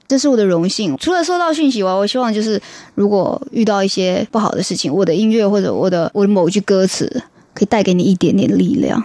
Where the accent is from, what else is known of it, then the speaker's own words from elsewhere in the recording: Fujian, China; moved away; 我来自福建，对，对。我的口音是我的特色。而且不是闽南